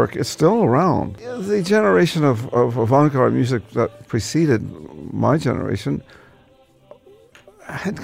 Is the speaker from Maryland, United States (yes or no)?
yes; Baltimore, Maryland, United States; I grew up in Baltimore, which had a wonderful public library called the Enoch Pratt Library